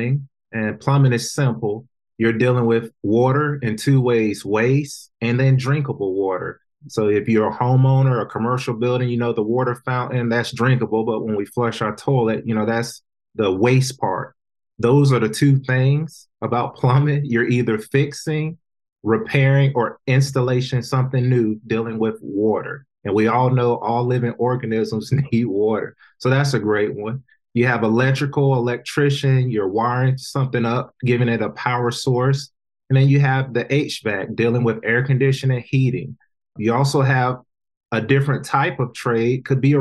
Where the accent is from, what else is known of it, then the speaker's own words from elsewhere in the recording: North Carolina, United States; I work with a good group from my hometown of North Carolina